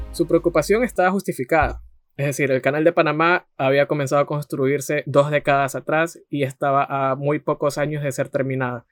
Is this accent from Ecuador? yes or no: yes; Ecuador; nosotros como ecuatorianos